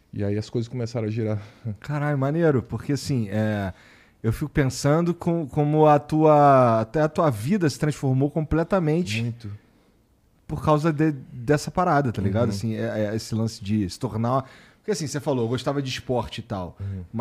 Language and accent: Portuguese; Rio Branco, Acre, Brazil; moved away as an adult; now in São Paulo, Brazil; Eu sou de Rio Branco